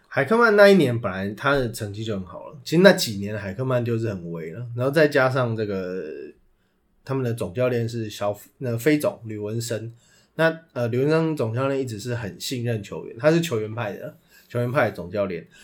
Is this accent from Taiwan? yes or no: yes; Taipei, Taiwan; 我是台北人